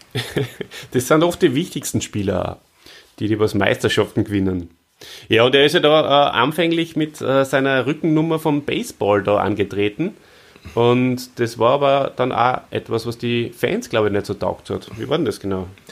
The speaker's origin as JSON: {"language": "German", "country": "Austria", "said": "bei uns in Österreich"}